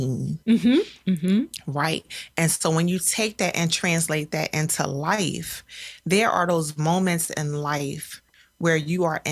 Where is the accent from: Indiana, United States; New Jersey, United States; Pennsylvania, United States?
Pennsylvania, United States; Philadelphia; I'm a Philadelphian and have run those streets